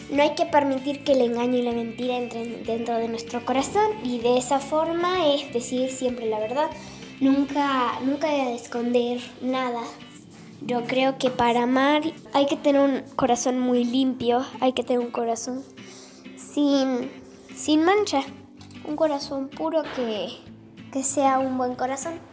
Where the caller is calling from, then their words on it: Pitalito, Huila, Colombia; Los visito desde acá de Pitalito Huila, que es la ciudad donde yo vivo.